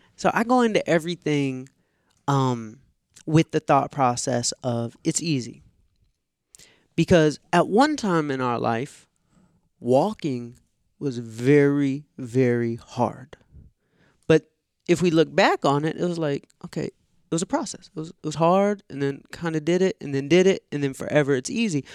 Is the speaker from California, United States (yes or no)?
no; Atlanta, Georgia, United States; growing up in Atlanta